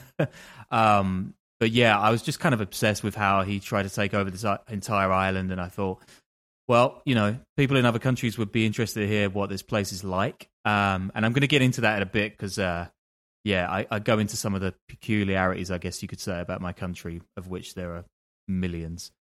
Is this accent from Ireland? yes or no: no; London, United Kingdom; I'm from London